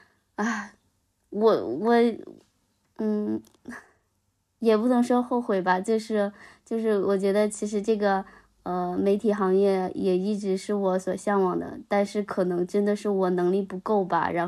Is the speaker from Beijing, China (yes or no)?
no; Henan, China; 就是我什么时候就是觉得作为河南人，我硬气起来，就觉得我我呃，无论到哪一个地方，我都会很骄傲的说出我是河南人。